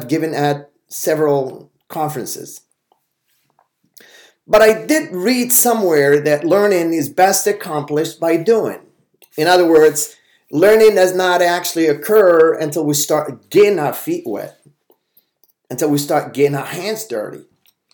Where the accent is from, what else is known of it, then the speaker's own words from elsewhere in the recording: Casablanca, Casablanca-Settat, Morocco; English is a second language; I grew up in the Maarif section of Casablanca, near Stade d'Honneur